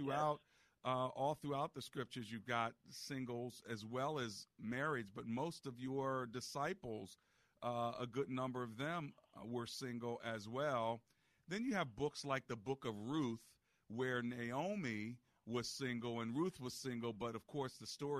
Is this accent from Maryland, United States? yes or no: yes; Hyattsville, Maryland, United States; I grew up in Hyattsville for a while